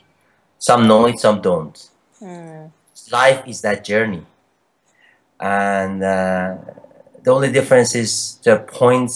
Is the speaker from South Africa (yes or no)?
no; Iran; moved away as an adult; also born or lived in Canada; I was born in Iran and lived there for a while and moved to Canada when I was 20